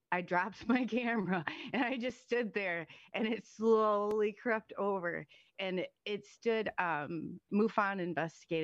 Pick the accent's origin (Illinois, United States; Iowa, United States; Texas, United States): Iowa, United States; I'm from Iowa